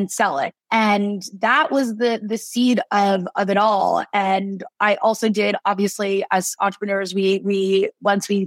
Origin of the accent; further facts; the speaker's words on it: La Cañada Flintridge, California, United States; moved away as an adult; also born or lived in Boston, Massachusetts; I grew up in La Cañada, which is right next to Pasadena, the Rose Bowl.